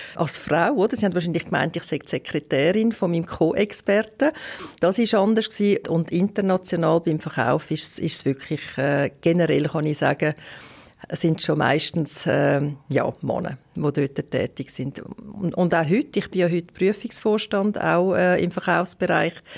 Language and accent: German; Western Switzerland, Romandy, Switzerland; und zusätzlich bin ich auch in der Westschweiz aufgewachsen